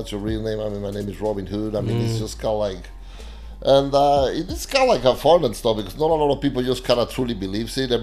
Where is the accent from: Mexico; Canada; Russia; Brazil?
Mexico; Mexico City; moved away as an adult; also born or lived in Texas; now in United States; I grew up in Mexico City, and I moved here to the States around 15 years ago